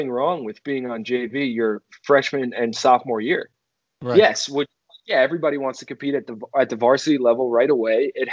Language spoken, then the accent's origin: English; Farmingdale, New York, United States; I'm from Farmingdale, New York, which is a small town